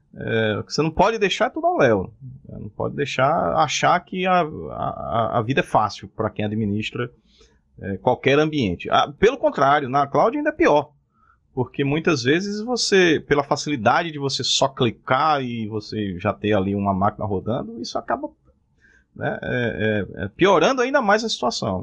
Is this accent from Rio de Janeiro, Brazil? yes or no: no; Cajazeiras, Paraíba, Brazil; moved away as an adult; now in João Pessoa, Brazil; Eu sou de Cajazeiras.